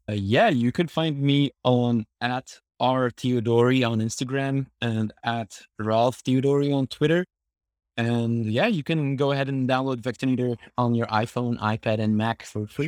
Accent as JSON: {"language": "English", "country": "Syria", "said": "I'm from Syria"}